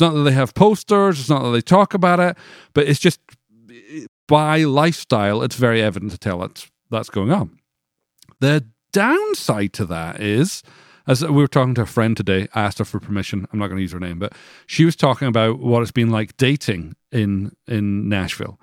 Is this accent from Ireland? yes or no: no; Scotland, United Kingdom; moved away as an adult; now in United States; I grew up in Scotland.